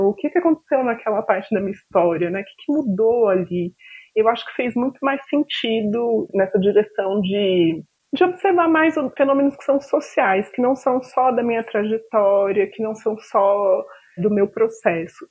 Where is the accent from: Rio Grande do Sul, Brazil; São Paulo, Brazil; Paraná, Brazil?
São Paulo, Brazil; interior of; now in Brasília, Brazil; Eu cresci no interior de São Paulo, em uma cidade com muitas pessoas brancas